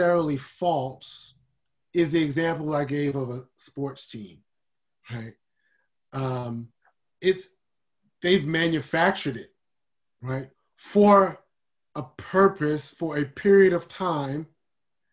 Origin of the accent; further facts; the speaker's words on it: United States; I'm African American, but I'm not African